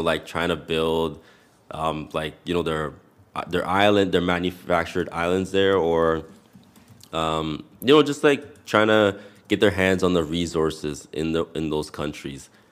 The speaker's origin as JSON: {"language": "English", "country": "Canada", "tie": "born or raised there", "said": "a Canadian born but somebody whose parents are of Jamaican descent"}